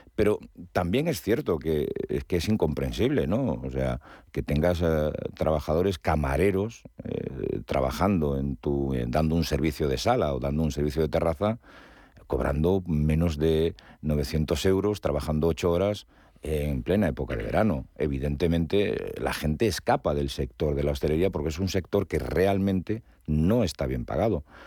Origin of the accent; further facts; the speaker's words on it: Galicia, Spain; yo que soy gallego